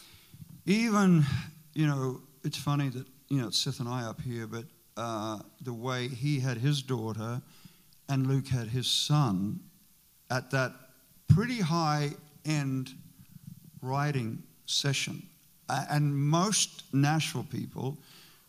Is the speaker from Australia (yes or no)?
yes; Australia; moved away as an adult; now in United States; my wife is from Australia, I'm from Australia